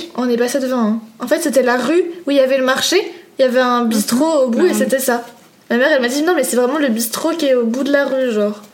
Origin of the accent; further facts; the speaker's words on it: Paris, Île-de-France, France; je suis une vraie parisienne